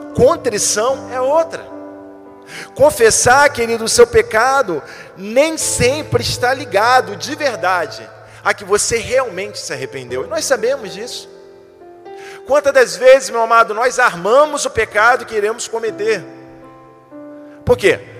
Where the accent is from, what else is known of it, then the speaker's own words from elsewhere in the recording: Brazil; nós somos brasileiros